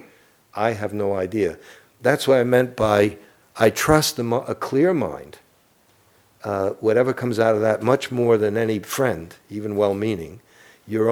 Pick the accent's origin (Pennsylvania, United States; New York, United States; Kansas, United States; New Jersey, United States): New York, United States; New York City; moved away; I'm from Brooklyn, and we're warped